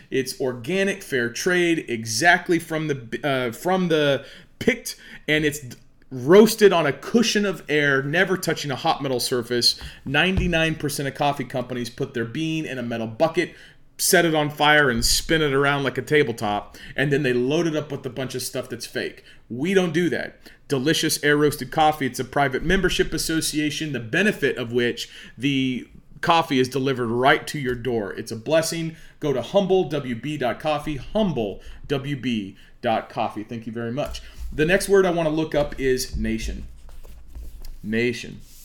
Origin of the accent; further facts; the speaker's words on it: Oologah, Oklahoma, United States; I'm, you know, from Ulaga